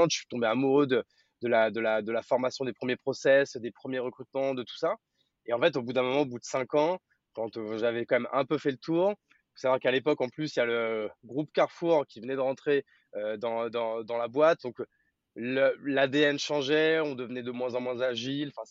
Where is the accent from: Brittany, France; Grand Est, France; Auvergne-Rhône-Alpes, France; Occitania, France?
Grand Est, France; also born or lived in Paris; now in Bordeaux, France; Exactement, je suis né à Paris. Après, j'ai vécu une grande partie de ma vie en Champagne-Ardenne